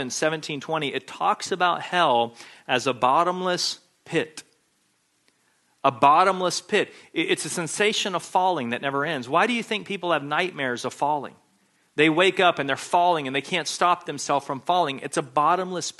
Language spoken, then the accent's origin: English; Texas, United States; When I was in elementary school growing up in Texas